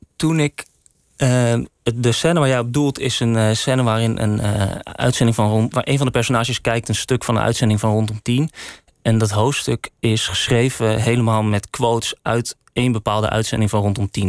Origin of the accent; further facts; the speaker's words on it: Woerden, Utrecht, Netherlands; moved away as an adult; also born or lived in Amsterdam; Ik kwam uit Woerden